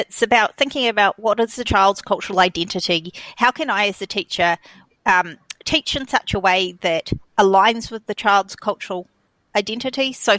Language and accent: English; Tokelau; Or, you know, I'm from Tokelau and Tokelauans don't do maths